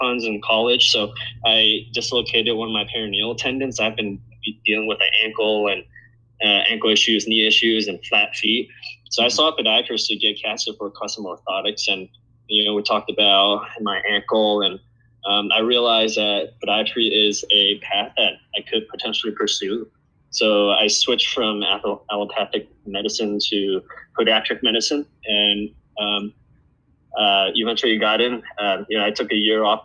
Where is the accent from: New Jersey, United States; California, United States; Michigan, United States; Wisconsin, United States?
California, United States; San Francisco; moved away as an adult; also born or lived in Santa Cruz / Philadelphia; growing up in San Francisco